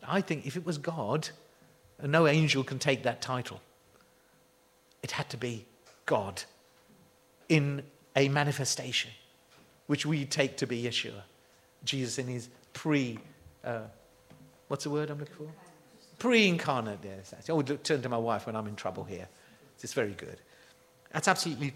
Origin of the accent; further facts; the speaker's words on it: United Kingdom; we're frightfully British